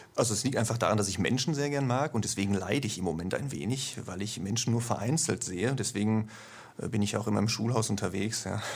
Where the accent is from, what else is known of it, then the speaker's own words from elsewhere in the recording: Ruhr area, North Rhine-Westphalia, Germany; moved away as an adult; Wie man hört, komme ich nicht aus dem Schwabenlände, sondern etwas weiter nördlich. Allerdings nicht aus Norddeutschland, sondern ungefähr aus der Mitte, also aus dem Ruhrgebiet. Ja, und da habe ich 40 Jahre gewohnt.